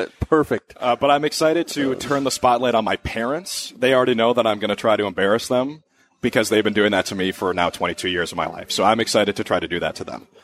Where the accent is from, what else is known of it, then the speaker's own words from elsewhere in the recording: Minnesota, United States; growing up in Minnesota